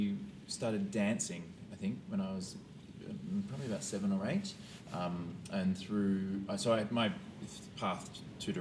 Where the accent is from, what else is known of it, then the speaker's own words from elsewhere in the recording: Sydney, New South Wales, Australia; moved away as an adult; also born or lived in London; born and bred in Sydney, Australia